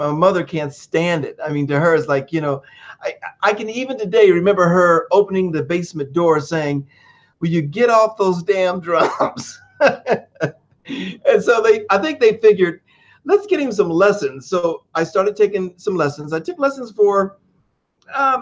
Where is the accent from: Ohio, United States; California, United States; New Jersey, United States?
Ohio, United States; Dayton; also born or lived in Texas; after I was born, about a year later, they moved to Dayton, Ohio, where my family's from. And so, you know, being in Dayton, I lived on a street called Leland in West Dayton